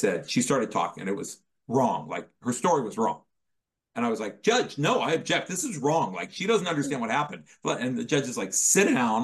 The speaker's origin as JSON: {"language": "English", "town": "Dayton", "region": "Ohio", "country": "United States", "said": "I was from Dayton, Ohio"}